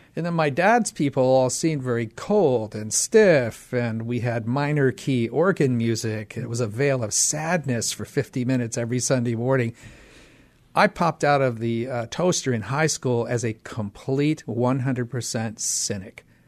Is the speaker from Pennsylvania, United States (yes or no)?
yes; Pittsburgh, Pennsylvania, United States; moved away; I grew up in Pittsburgh, Pennsylvania